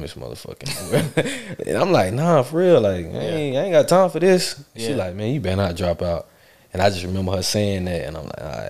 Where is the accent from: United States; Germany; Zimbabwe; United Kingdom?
United States; Charlotte, North Carolina; also born or lived in Columbus, Ohio; Middle schools, Charlotte-wise, I went to MLK, McClintock, Cochrane